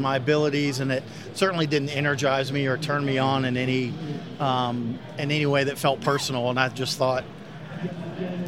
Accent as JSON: {"language": "English", "town": "Winston-Salem", "region": "North Carolina", "country": "United States", "said": "Yeah, I'm from Winston-Salem"}